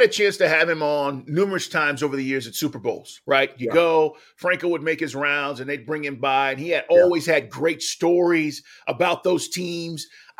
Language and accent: English; Texas, United States; as a kid, you know, growing up, I'm from Texas.